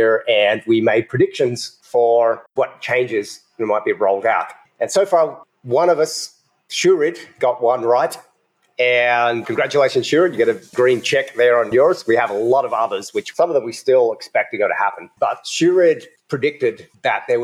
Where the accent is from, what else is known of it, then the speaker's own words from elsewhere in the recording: Australia; also born or lived in United States; now in Ecuador; I'm from Australia, but for 12 years, I lived in the USA.